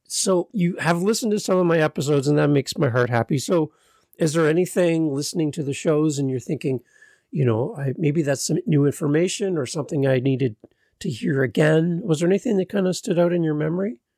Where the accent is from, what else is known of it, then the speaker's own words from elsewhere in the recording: Canada; as a Canadian